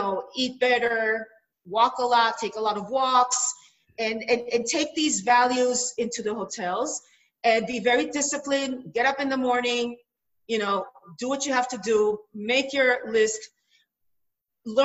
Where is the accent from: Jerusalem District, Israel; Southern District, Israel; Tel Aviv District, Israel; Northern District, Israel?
Jerusalem District, Israel; Jerusalem; I come from Jerusalem